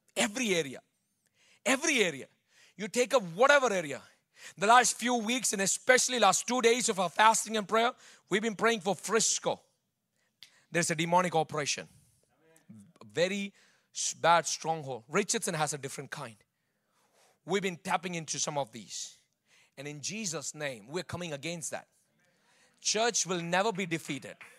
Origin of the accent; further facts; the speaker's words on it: Bangalore, Karnataka, India; moved away; I grew up in Bangalore